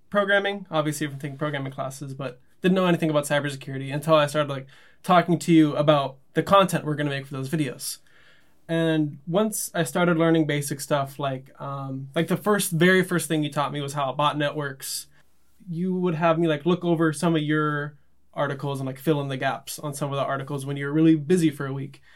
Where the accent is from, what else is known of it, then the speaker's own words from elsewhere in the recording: Los Angeles, California, United States; growing up in Los Angeles